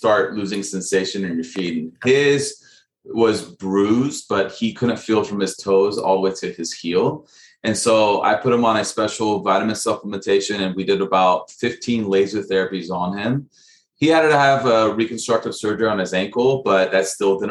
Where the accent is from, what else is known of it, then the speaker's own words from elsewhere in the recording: Dallas, Texas, United States; I grew up in Dallas, Texas